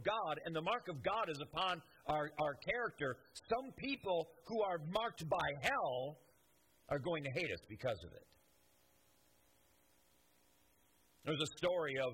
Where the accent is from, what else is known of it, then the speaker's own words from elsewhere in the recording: United States; I love America, and I'm an American